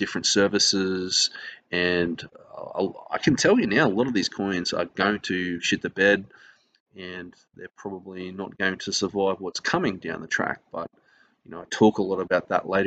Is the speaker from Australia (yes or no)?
yes; Australia; I'm an Australian